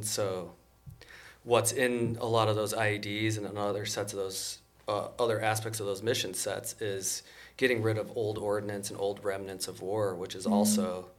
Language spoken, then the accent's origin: English; Wisconsin, United States; born there; also born or lived in Massachusetts; Growing up, my dad was a scientist, so I was born in Wisconsin, and then because he was in research science, moved around a little bit. When we lived in Massachusetts, that's when I decided to join the military.